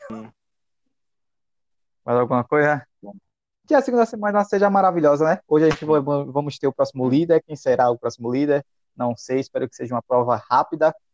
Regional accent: Salvador, Bahia, Brazil; Eu, como soteropolitano, quero pedir desculpas, viu, galera? Eu sou de Salvador, da Bahia

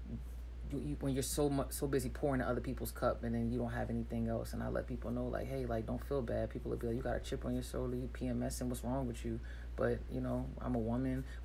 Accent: Hampton, Virginia, United States; I'm from Hampton

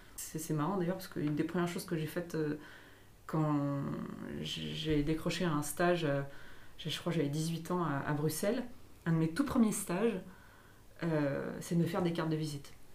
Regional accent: Ardèche, Auvergne-Rhône-Alpes, France; now in Lyon, France; Moi, je viens d'Ardèche

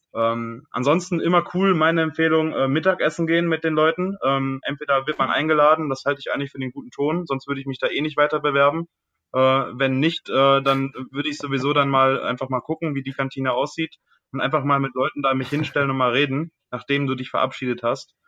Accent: near Düsseldorf, North Rhine-Westphalia, Germany; moved away as an adult; also born or lived in Lake Constance; weg aus meiner Heimat. Ich komme aus der Nähe von Düsseldorf

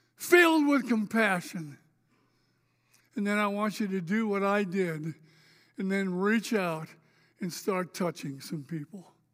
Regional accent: Spokane, Washington, United States; moved away as an adult; also born or lived in Oregon; I grew up here, by the way. I was a North Central Indian

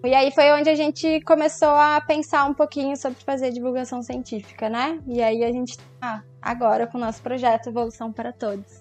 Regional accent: Rio de Janeiro, Brazil; eu sou aqui do Rio

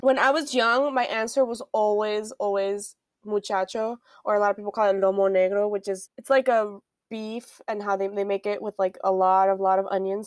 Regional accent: Miami, Florida, United States; also born or lived in Caracas, Venezuela / Spain; I grew up in Miami and there was a lot of Hispanics

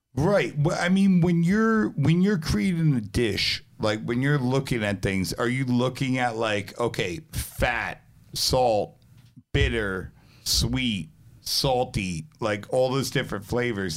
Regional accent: New York City, New York, United States; also born or lived in New Jersey; I grew up half between New Jersey when I was younger and, like, Brooklyn when I was a little bit older

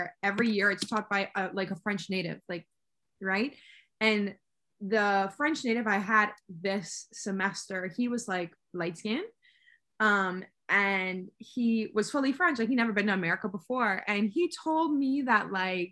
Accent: Bahamas; moved away; I was from the Bahamas

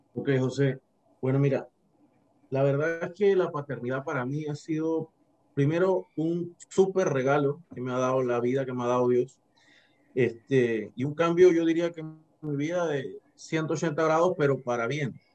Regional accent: Herrera, Panama; moved away as an adult; now in Chiriquí, Panama; soy de la provincia de Herrera, tengo 15 años de estar en Chiriquí viviendo.

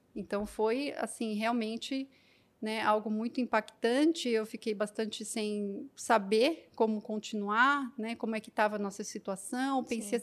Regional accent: Osasco, São Paulo, Brazil; eu sou natural de Osasco, São Paulo

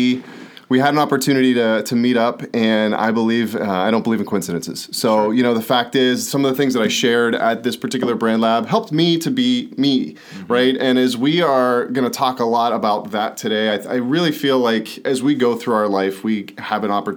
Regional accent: Pittsburgh, Pennsylvania, United States; born and raised in Pittsburgh, super proud to be from there

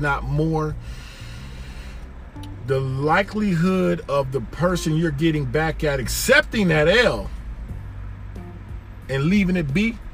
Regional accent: Detroit, Michigan, United States; also born or lived in Miami, Florida; I grew up in Detroit, Michigan in the 80s

